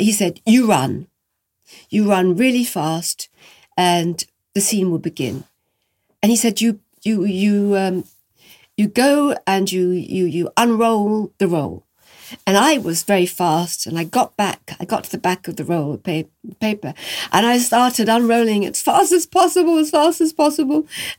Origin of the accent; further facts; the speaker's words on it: France; And he was Italian and I came from France.